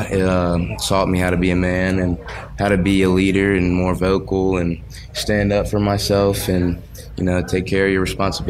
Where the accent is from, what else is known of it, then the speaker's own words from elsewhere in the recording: Oak Hills, United States; My family grew up in Oak Hills. I grew up in Oak Hills